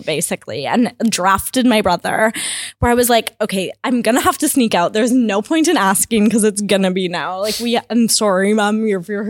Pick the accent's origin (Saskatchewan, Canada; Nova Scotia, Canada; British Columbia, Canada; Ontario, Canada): British Columbia, Canada; Kamloops; I grew up in Kamloops, kind of a rural area called Barnhurdville